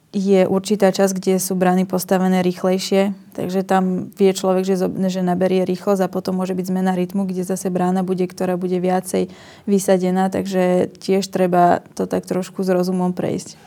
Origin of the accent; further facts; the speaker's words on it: Slovakia; som prišla vlastne zo Slovenska